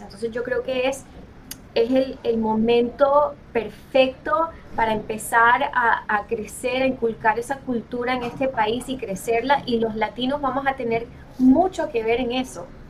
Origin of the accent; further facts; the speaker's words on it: Colombia; now in United States; soy colombiana